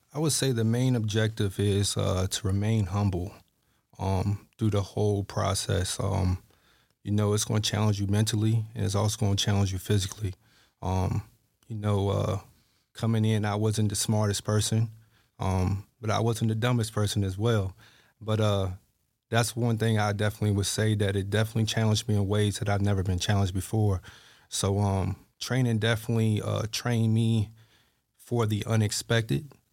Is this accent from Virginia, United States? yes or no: yes; Halifax, Virginia, United States; I'm from Halifax, Virginia